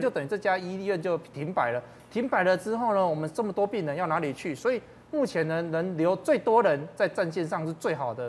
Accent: Taiwan; 我们台湾人的善良啊

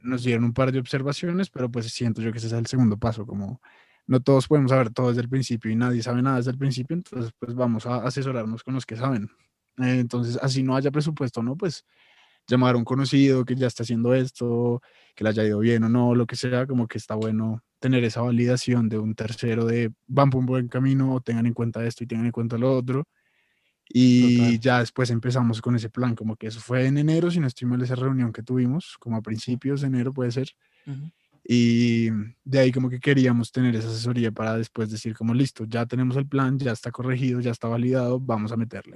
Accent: Colombia

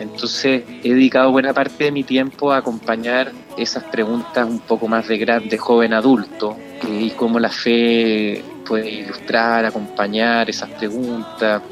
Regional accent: Calera de Tango, Santiago Metropolitan Region, Chile; nací en Calera de Tango el año 75

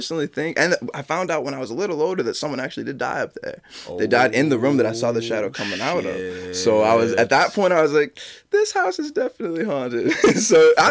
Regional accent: Westbrook, Maine, United States; also born or lived in Detroit, Michigan / Standish, Maine; I grew up Westbrook, Maine

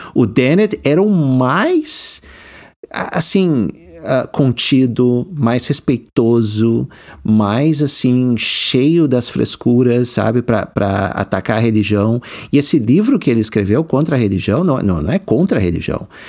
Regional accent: Porto Alegre, Rio Grande do Sul, Brazil; moved away as an adult; now in United States; eu nasci e cri, me criei no Rio Grande do Sul

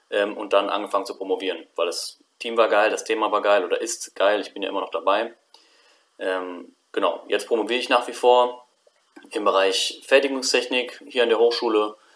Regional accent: Bonn, North Rhine-Westphalia, Germany; now in Aachen, Germany; ich bin jetzt 25, ich komme ursprünglich aus Bonn, also bin da geboren und aufgewachsen. Dann äh, nach dem Abitur bin ich rüber nach Aachen

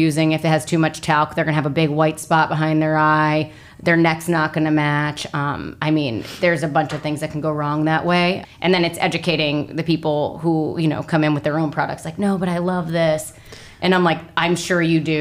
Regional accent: New Jersey, United States; moved away as an adult; now in Florida, United States; I'm from New Jersey, born and raised. Actually, right out of high school, I moved to Florida

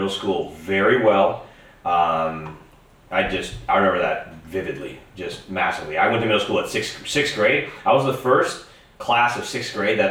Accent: Minnesota, United States; Because I'm from Minnesota.

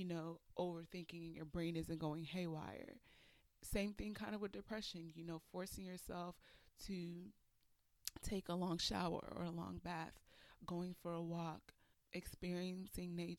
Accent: Nigeria; I'm Nigerian

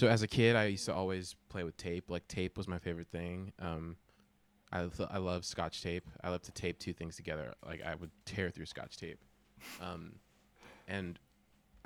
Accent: California, United States; I'm from California

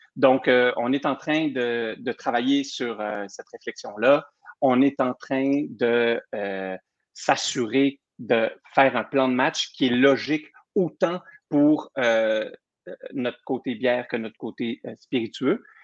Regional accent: Saguenay, Quebec, Canada; also born or lived in Burgundy; je viens Bourgogne et du Saguenay, moi je suis moitié-moitié

